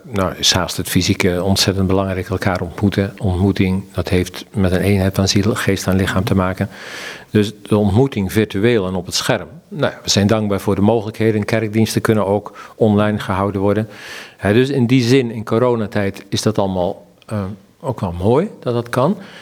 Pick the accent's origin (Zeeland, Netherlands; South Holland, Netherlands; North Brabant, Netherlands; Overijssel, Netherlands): Zeeland, Netherlands; De agrarische samenleving in het dorp waar ik ben opgegroeid, hè, in Zeeland